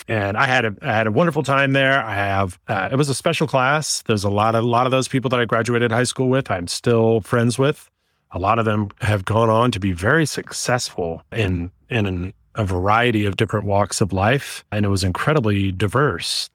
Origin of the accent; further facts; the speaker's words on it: Oakland, California, United States; also born or lived in San Diego; I was born and raised in Oakland, California. I'm a local kid.